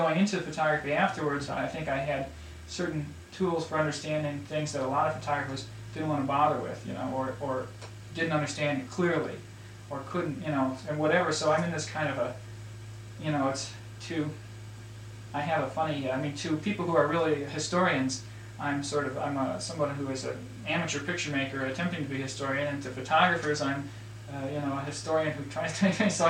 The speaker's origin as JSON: {"language": "English", "town": "Detroit", "region": "Michigan", "country": "United States", "tie": "born or raised there", "said": "Detroit, Michigan. Is where I'm. My father works for the Ford Motor Company. Classic Detroit"}